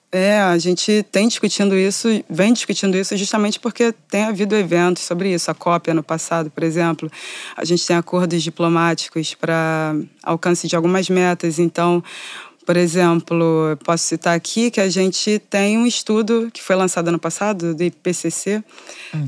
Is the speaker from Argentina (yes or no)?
no; Rio de Janeiro, Brazil; Eu sou da, norte, da Zona Norte do Rio de Janeiro, do subúrbio